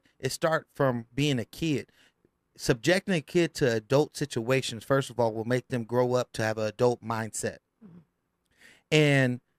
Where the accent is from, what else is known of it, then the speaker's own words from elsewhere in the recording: Richmond, California, United States; I'm from South Richmond